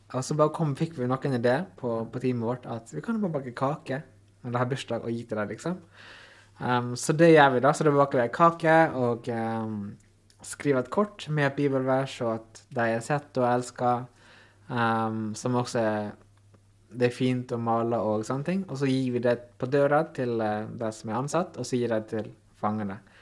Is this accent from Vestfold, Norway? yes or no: no; Ålesund, Møre og Romsdal, Norway; also born or lived in New Zealand; sjøl om jeg er heim, altså jobber i hjembyen min